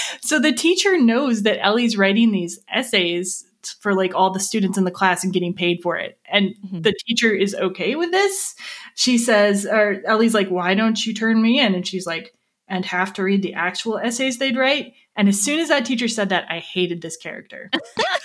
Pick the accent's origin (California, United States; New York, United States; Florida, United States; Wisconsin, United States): Wisconsin, United States; Lake Geneva; We're both from Lake Geneva, Wisconsin